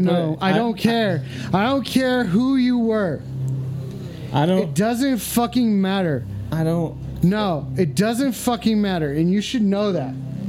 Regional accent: Philadelphia, Pennsylvania, United States; No, I'm not a ghoul. Just because I'm from Philadelphia doesn't mean that I'm a ghoul.

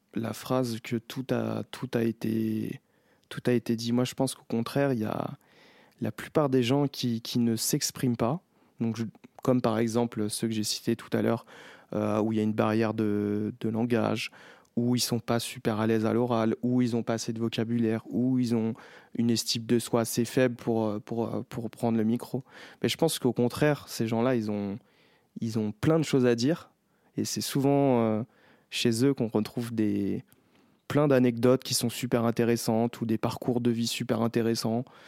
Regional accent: Chelles, Île-de-France, France; j'ai grandi euh, à Chelles

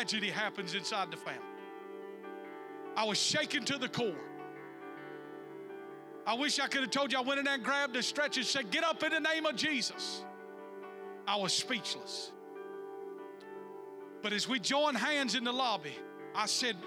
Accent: the South, United States; growing up in the South

